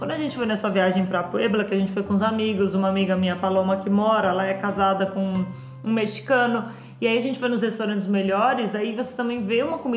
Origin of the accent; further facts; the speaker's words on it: Rio Grande do Sul, Brazil; É, de novo, eu cresci no Rio Grande do Sul, né? Que todo mundo é. A maioria das pessoas são carnívoras.